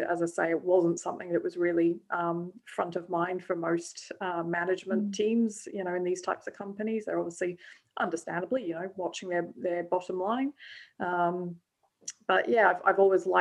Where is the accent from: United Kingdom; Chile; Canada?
United Kingdom; Scotland; moved away as an adult; also born or lived in South Africa / Australia; now in Melbourne, Australia; I was born in South Africa, but raised in Scotland from a young age, and moved out to Australia 18 years ago